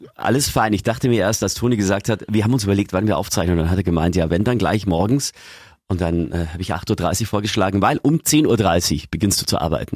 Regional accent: Lower Bavaria, Germany; bei uns in Niederbayern

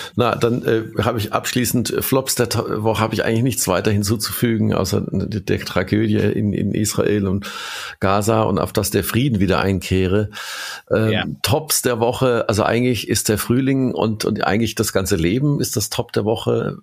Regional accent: Kurpfalz, Baden-Württemberg, Germany; also born or lived in Mannheim; ich bin aus der Kurpfalz, also ich bin aus der, in der Region geboren, habe selbst mehr als 20 Jahre in Mannheim gewohnt

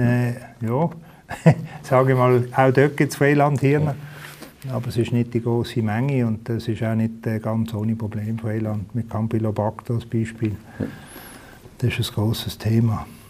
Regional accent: Basel, Basel-Stadt, Switzerland; bin in Basel aufgewachsen

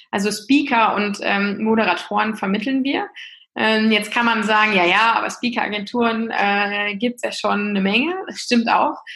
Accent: Lower Saxony, Germany; ich bin 37 Jahre alt, äh, komme äh, aus dem hohen Norden, ich bin Ostfriesin

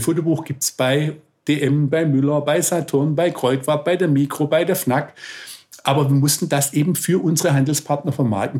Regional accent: Swabia, Germany; als Schwabe

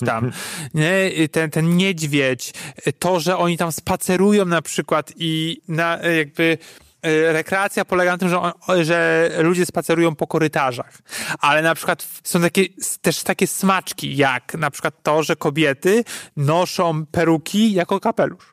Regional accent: Poland; jestem z Polski

